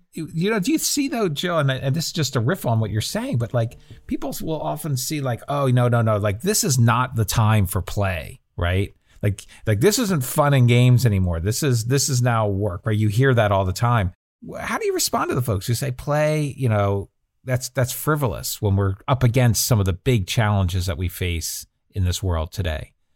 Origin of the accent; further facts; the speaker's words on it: New Jersey, United States; I grew up in New Jersey